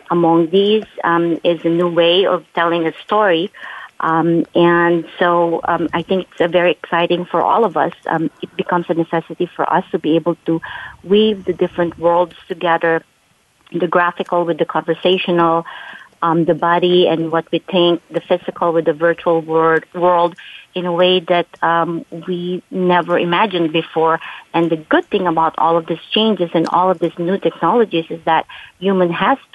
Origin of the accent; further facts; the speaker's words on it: California, United States; And because they know I'm from the Silicon Valley